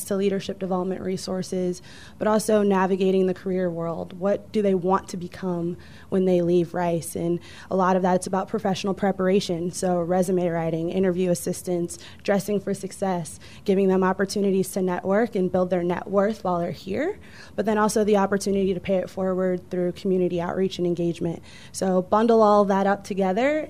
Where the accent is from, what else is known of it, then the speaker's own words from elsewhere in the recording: Chicago, Illinois, United States; moved away as an adult; also born or lived in Southern California; now in Houston, United States; I actually grew up on the south side of Chicago.